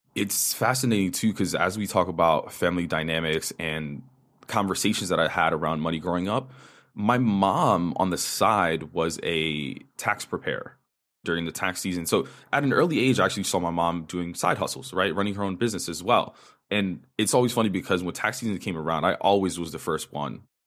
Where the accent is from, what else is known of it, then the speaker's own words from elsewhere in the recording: New York, United States; first language Spanish; English is a second language; So, native New Yorker, I grew up in the Upper West Side of New York in a Dominican household.